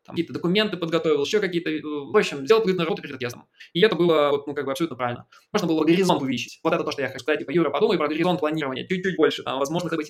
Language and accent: Russian; Belarus; я там белорус